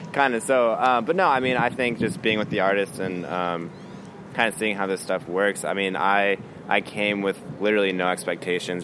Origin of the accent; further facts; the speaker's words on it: Kansas City, Missouri, United States; now in Chicago, United States; I grew up in Kansas City, Missouri